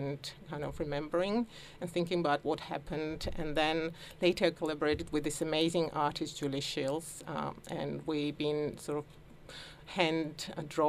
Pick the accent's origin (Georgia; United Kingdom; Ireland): Georgia; now in Melbourne, Australia; as a child I sort of lived through a turbulent time of some war, and Georgia. I come from Georgia